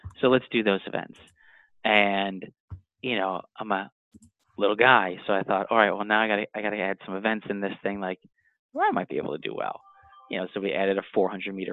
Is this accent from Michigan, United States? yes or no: no; New Jersey, United States; I'm 39. I'm from New Jersey